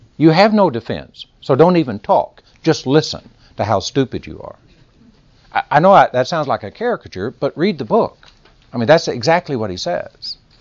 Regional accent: Texas, United States; accent: Texas; my Texas accent

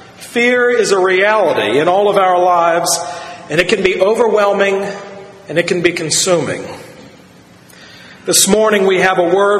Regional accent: United States; we were growing up around the Chesapeake Bay

